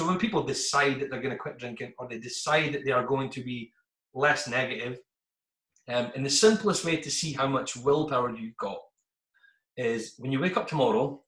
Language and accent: English; northeast of Scotland, United Kingdom; being Scottish and coming from the northeast of Scotland